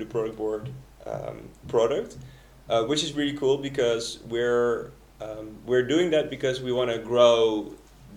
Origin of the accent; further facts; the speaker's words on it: Netherlands; moved away as an adult; I'm originally from the Netherlands